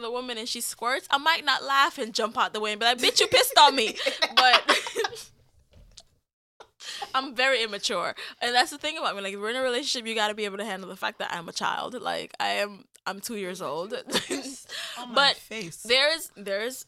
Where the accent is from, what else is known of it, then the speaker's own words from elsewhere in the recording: Jamaica; I'm so Jamaican